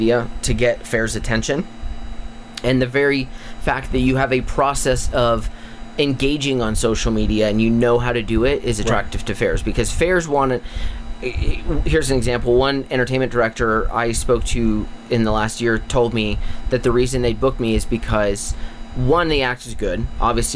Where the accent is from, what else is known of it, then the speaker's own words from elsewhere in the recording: Albuquerque, New Mexico, United States; also born or lived in New Jersey; I was born in New Jersey, but I was raised here in New Mexico.